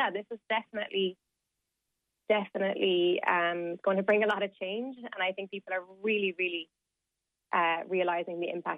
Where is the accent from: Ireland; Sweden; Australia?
Ireland; now in United Kingdom; So we as Irish people coming to the UK, we have the right to work, to study, to access health services, and that will all stay in place.